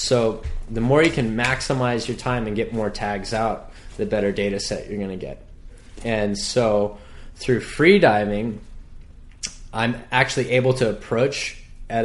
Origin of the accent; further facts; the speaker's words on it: Hawaii, United States; I always did well in school, but being that I was born and raised on the North Shore, the opportunity came to me.